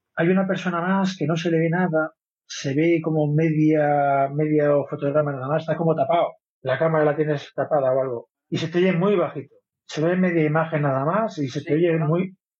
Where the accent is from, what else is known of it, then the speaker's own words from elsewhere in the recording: Vigo, Galicia, Spain; now in Madrid, Spain; yo soy de Vigo, pero vivo en Madrid hace mucho tiempo